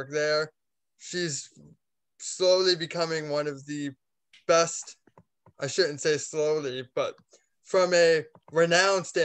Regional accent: Jacksonville, Florida, United States; I'm from Jacksonville

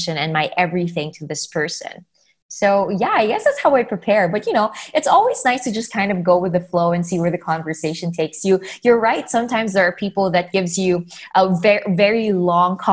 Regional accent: Philippines; I come from the Philippines, and in our country, not a lot of people talk about mental health and mental health disabilities. I grew up being branded as just emotional or artistic

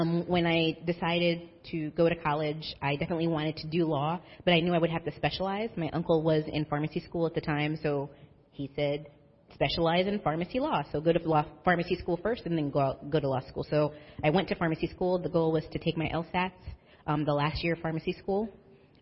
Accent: Linden, New Jersey, United States; I grew up in Linden, New Jersey, so upper central Jersey

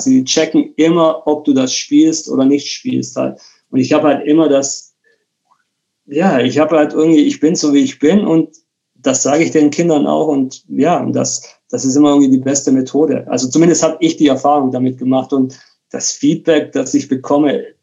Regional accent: Bremen, Germany; moved away; ich bin aus Bremen weggezogen und habe mehr oder weniger ja, alles irgendwie hinter mir gelassen.

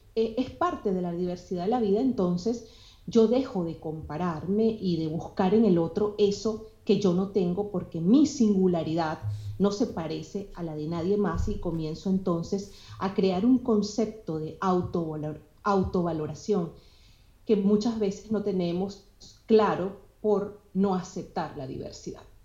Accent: Venezuela; also born or lived in Colombia; now in United States; soy venezolana y en mi, en mi país se viven encuentros de diversidad

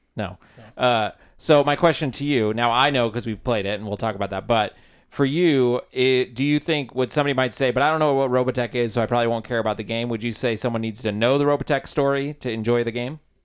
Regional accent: Olympia, Washington, United States; moved away as an adult; I'm originally from Olympia, Washington

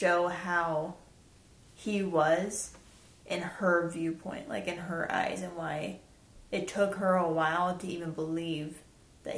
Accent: Idaho, United States; we're from Idaho

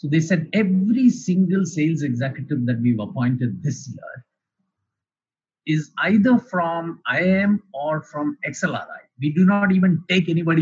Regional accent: Chennai, Tamil Nadu, India; also born or lived in Kerala; I come from a very simple middle-class family I was based in Chennai, although we hail from Kerala

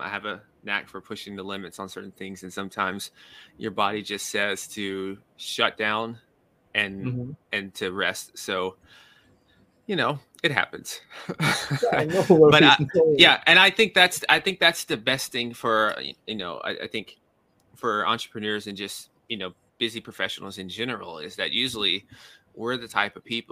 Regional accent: Nashville, Tennessee, United States; moved away as an adult; also born or lived in New York City; I'm from Nashville, Tennessee. That's the southern portion of the U.S.

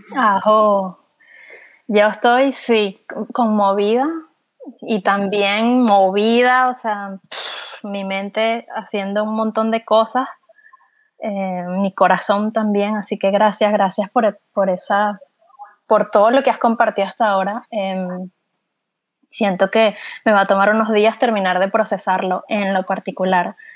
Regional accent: Venezuela; now in Texas, United States; nosotras somos, los tres somos venezolanos

